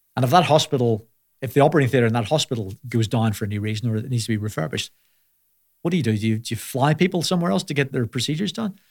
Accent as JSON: {"language": "English", "town": "Belfast", "region": "Northern Ireland", "country": "United Kingdom", "tie": "born or raised there", "also_born_or_lived": "Manchester", "moved": "as an adult", "said": "I grew up in Belfast"}